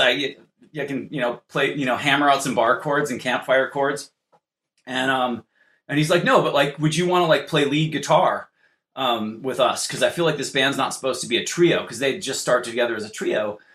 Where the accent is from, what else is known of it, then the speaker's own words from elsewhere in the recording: California, United States; I'm from California.